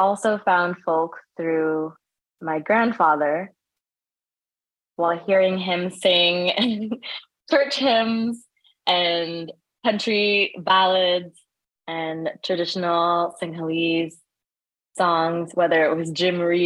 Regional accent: Prince Edward Island, Canada; moved away; also born or lived in Sri Lanka; the community that I grew up in on Prince Edward Island

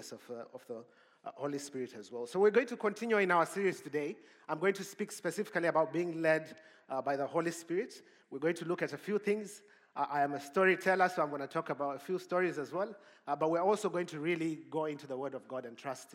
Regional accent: Zimbabwe; moved away; also born or lived in Cape Town; I'm from Zimbabwe

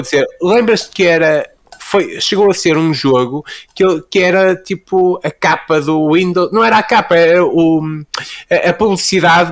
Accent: Fafe, Norte, Portugal; sou, sou de Faf, não é? Como até quem me ouvir a dizer quente e, e 80 saberá

